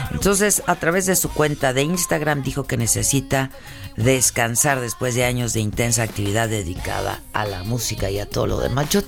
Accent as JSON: {"language": "Spanish", "town": "Acapulco", "region": "Guerrero", "country": "Mexico", "said": "No sé si es porque yo vengo de Acapulco, pero sí está, está, está bajo la temperatura, ¿no?"}